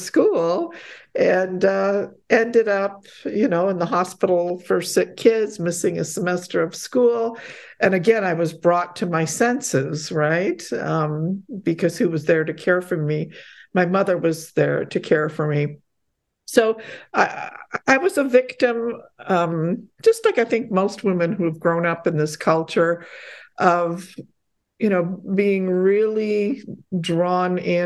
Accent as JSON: {"language": "English", "country": "Canada", "tie": "born or raised there", "also_born_or_lived": "Poland", "said": "we immigrated to Canada when I was quite young. And, I was basically a toddler"}